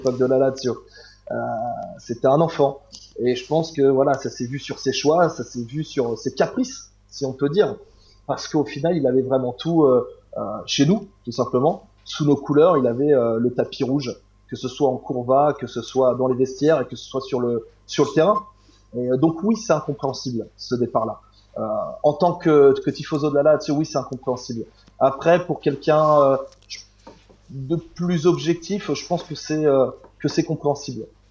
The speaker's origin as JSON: {"language": "French", "region": "Normandy", "country": "France", "said": "je suis de Normandie"}